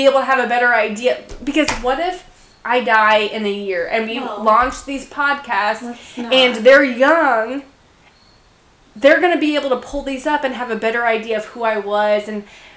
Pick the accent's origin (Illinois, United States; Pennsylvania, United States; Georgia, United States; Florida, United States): Illinois, United States; Central; we're from Central Illinois, and my dad, where I grew up is where my dad grew up